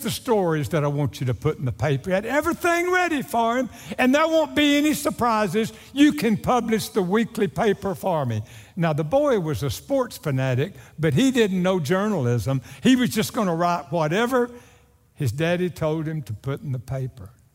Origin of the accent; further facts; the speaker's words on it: Naples, Texas, United States; my hometown of Naples, Texas